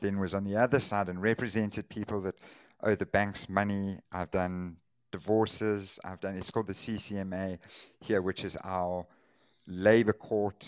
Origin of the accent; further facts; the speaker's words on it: Durban, KwaZulu-Natal, South Africa; I was born here in Durban, went to school, primary school, high school, university here